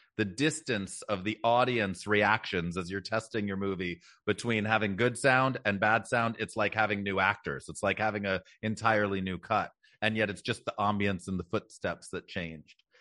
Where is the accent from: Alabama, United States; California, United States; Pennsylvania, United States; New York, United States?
California, United States; Los Angeles; I born and raised in Los Angeles. I'm actually sixth generation Angelino